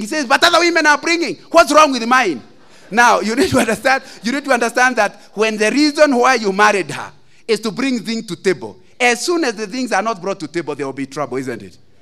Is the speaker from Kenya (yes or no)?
yes; Central Province, Kenya; I come from Central